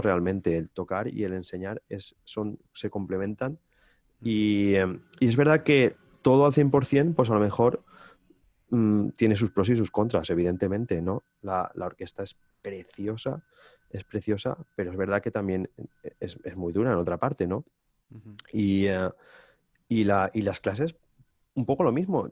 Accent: Valencian Community, Spain; also born or lived in Amsterdam, Netherlands; estar en mi casa de toda la vida, en mi pueblo, estoy a, a, 40 minutos apenas en coche

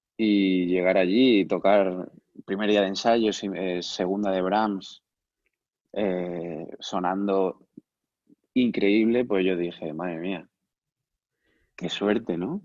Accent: Cáceres, Extremadura, Spain; moved away as an adult; also born or lived in Macau / Valencia; yo soy de Cáceres

